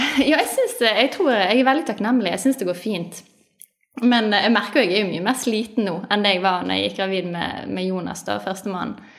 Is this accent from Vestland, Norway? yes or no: yes; Bergen, Vestland, Norway; Jeg er født og oppvokst i Bergen